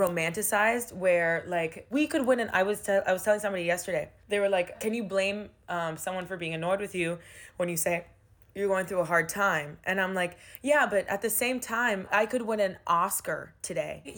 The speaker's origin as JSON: {"language": "English", "town": "Miami", "region": "Florida", "country": "United States", "tie": "born or raised there", "moved": "as an adult", "lives_now": "New York, United States", "said": "Miami is my hometown."}